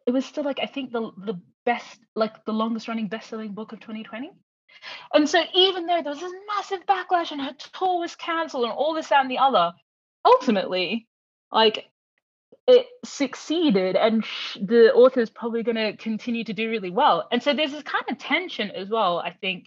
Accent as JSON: {"language": "English", "town": "Brisbane", "region": "Queensland", "country": "Australia", "tie": "born or raised there"}